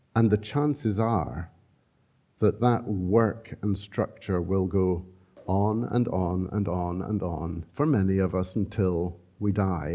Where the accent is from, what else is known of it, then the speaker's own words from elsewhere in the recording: Scotland, United Kingdom; We're so Scottish